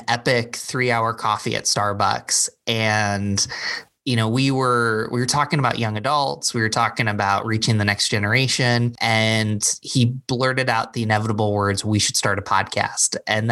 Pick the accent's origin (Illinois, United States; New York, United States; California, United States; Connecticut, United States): New York, United States; Endicott; also born or lived in Binghamton, New York / Philadelphia / Springfield, Missouri; now in Rochester, United States; I grew up in Binghamton. Actually, Endicott's